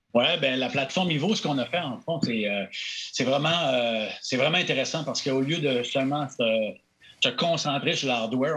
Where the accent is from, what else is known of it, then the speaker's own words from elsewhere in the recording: Chicoutimi, Quebec, Canada; accent: Saguenay; moved away as an adult; j'ai un accent du Saguenay, j'ai Chicoutimi.